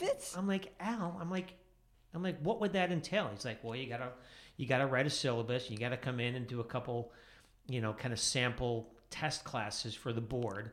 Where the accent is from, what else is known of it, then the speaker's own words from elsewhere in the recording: outside of Chicago, Illinois, United States; I grew up outside of Chicago